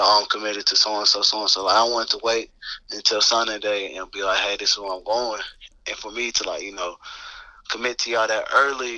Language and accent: English; Texas, United States; also born or lived in Lubbock, Texas; I'm from Texas, so usually it's always I went to A&M or Texas or Texas Tech